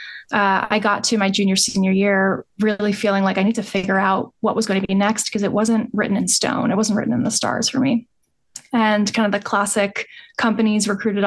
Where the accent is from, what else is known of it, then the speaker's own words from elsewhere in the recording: New York, United States; also born or lived in Durham, North Carolina; I grew up in New York